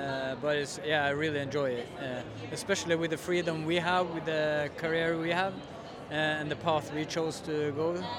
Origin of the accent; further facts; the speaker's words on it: Trondheim, Trøndelag, Norway; moved away as an adult; now in United Kingdom; I'm from Norway. Trondheim in Norway is a city in the middle of Norway, basically.